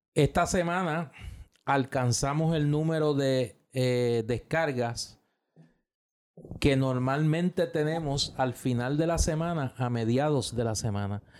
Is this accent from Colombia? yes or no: no; Puerto Rico; como puertorriqueño